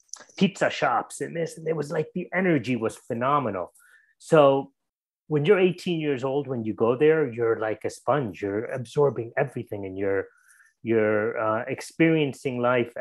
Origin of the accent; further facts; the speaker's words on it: Connecticut, United States; moved away as an adult; also born or lived in India / New York City, United States; now in Los Angeles, United States; for me, I grew up in Connecticut, and when I moved out to LA, Los Angeles, 33 years ago, I was 23.